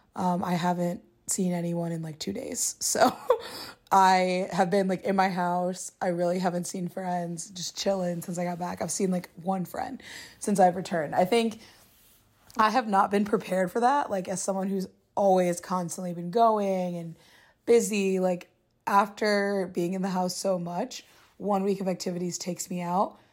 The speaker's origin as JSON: {"language": "English", "region": "Midwest", "country": "United States", "moved": "yes", "lives_now": "New York City, United States", "said": "being single as a Midwesterner who's, like, friends from home or mostly married or engaged"}